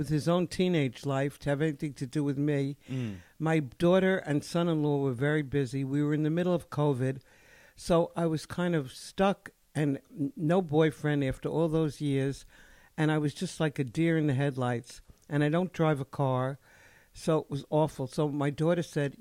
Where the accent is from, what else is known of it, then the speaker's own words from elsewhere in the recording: New York City, New York, United States; I grew up in the Bronx